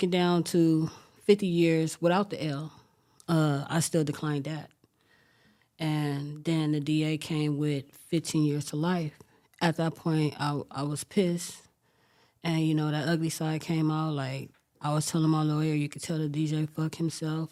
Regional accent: Los Angeles, California, United States; I grew up in South LA, from a Crip gang.

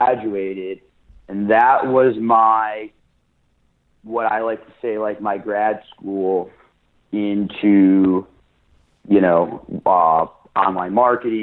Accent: Detroit, Michigan, United States; I'm born and raised in Detroit, Michigan

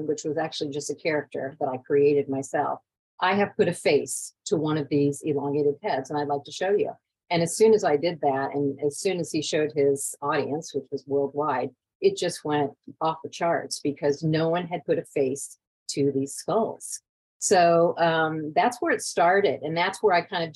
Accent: Iowa, United States; I'm from Iowa

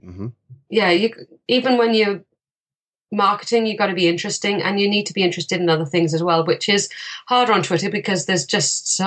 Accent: England, United Kingdom; now in Canada; I'm an American because my mum was American. I was born in the UK and I now live here.

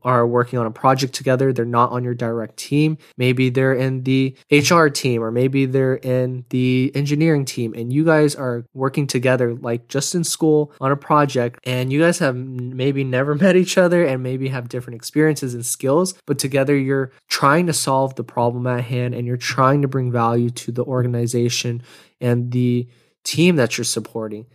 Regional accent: Houston, Texas, United States; now in Austin, United States; I'm from Houston

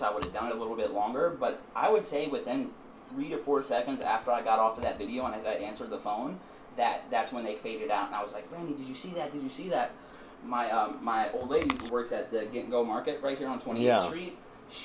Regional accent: East Coast, United States; now in Oregon, United States; We're from the East Coast originally.

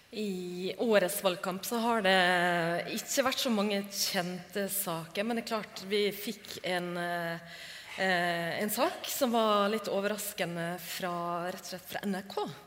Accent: Norway; hos oss i Norge

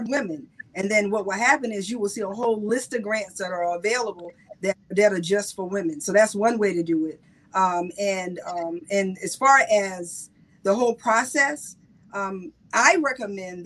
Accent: South Carolina, United States; I'm from South Carolina, so I'm country to the bone

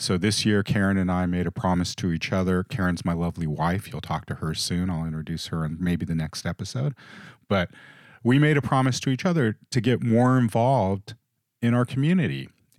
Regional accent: Los Angeles, California, United States; I mentioned that we grew up in the big city. We grew up in Hollywood when we were kids.

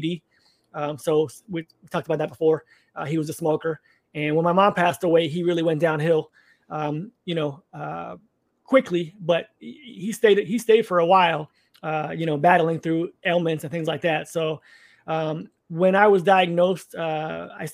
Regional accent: Orlando, Florida, United States; I was raised Catholic in Orlando, Florida area

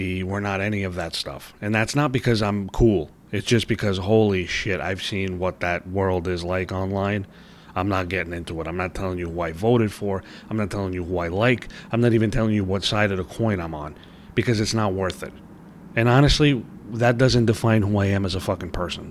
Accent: New York City, New York, United States; I'm from New York, baby. I'm from Brooklyn

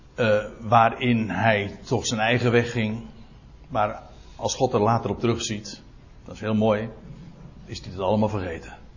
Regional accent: Netherlands; ik ben een Nederlander

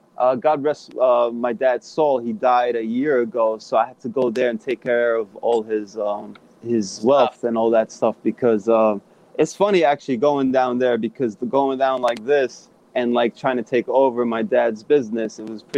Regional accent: Long Beach, New York, United States; also born or lived in Bronx, New York; I grew up in Long Beach, right on Franklin Boulevard.

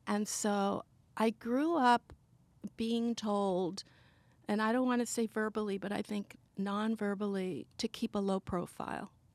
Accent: Sweden; I was born in Sweden.

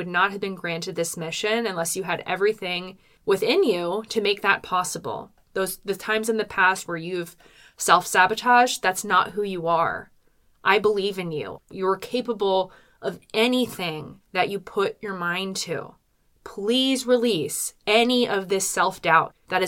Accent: Philadelphia suburbs, Pennsylvania, United States; I'm from the Philadelphia suburbs.

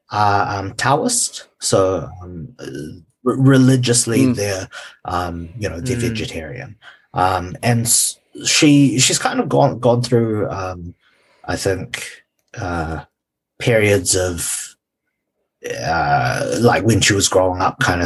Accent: New Zealand; also born or lived in Malaysia; growing up in New Zealand

